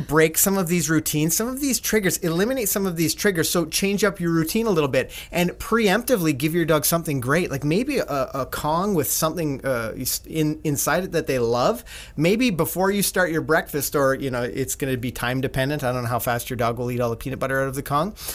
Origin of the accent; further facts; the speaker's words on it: Canada; we're Canadian